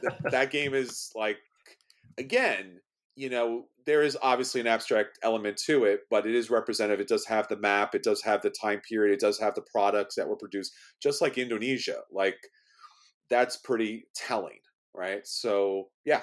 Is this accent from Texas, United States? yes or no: no; New York City, New York, United States; I'm from New York City.